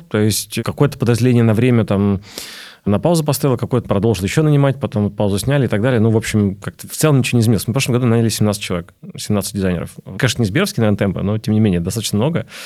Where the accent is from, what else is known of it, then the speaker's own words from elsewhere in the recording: Belarus; Я вижу просто белорус, поэтому мне не все открывают карты.